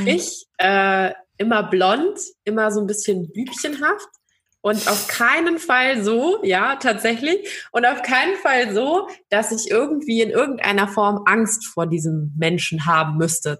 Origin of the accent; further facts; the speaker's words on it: Baden-Württemberg, Germany; ich bin aber auch aus einem sehr traditionellen Haushalt und ich komme aus Baden-Württemberg